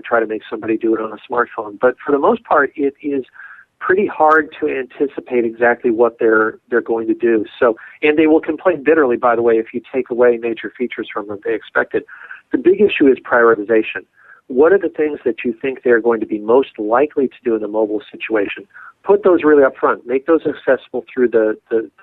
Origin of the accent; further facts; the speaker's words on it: Los Angeles, California, United States; We lived, growing up in Los Angeles, we lived across the street from the guy who did the costume design for Lost in Space